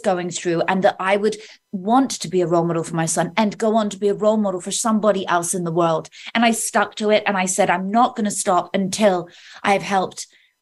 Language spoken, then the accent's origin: English; Oxfordshire, South East England, United Kingdom; In Oxfordshire, in the countryside, in the UK